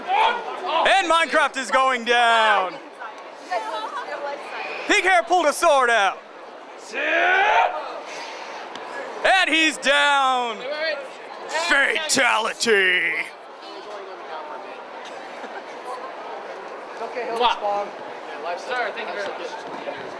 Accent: Maryland, United States; I'm actually from Maryland.

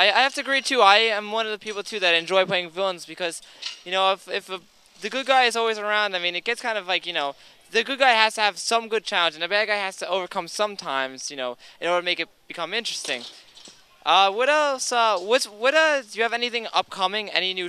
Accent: New York, United States; Because we're from New York

